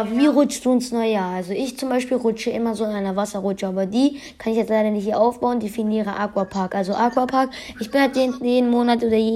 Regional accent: Iran; Nein, ich bin, äh, also, willst du das wirklich wissen? Ich bin Iraner.

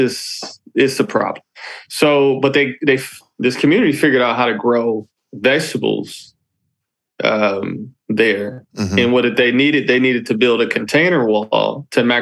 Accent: Detroit, Michigan, United States; I'm an African-American male, and I grew up in Detroit, Michigan

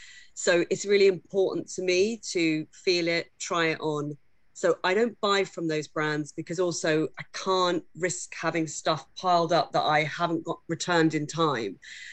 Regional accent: Bedfordshire, East of England, United Kingdom; also born or lived in London; We all had time growing up in Bedfordshire

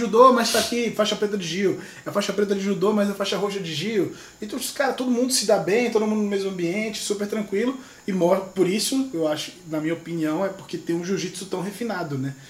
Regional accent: Northeast Region, Brazil; now in São Paulo, Brazil; eu sou nordestino

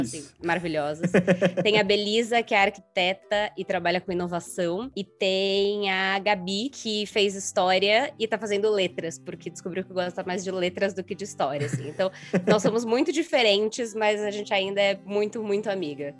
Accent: São Bernardo do Campo, São Paulo, Brazil; Sou nascida, criada, enraizada aqui em São Bernardo do Campo.

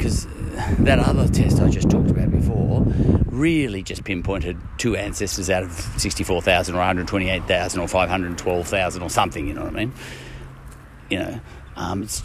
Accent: Ireland; I'm an Irishman

